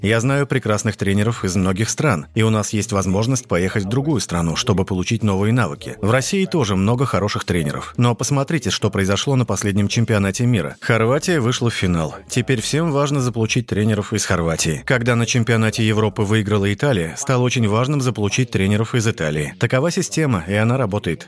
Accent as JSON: {"language": "Russian", "region": "Catalonia", "country": "Spain", "also_born_or_lived": "Barcelona", "moved": "as an adult", "lives_now": "China", "said": "Я из Каталонии"}